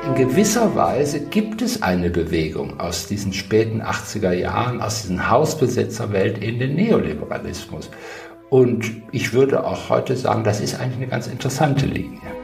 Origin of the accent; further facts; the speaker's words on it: Wuppertal, North Rhine-Westphalia, Germany; moved away as an adult; also born or lived in Tübingen / Berlin; aus meiner Heimat Wuppertal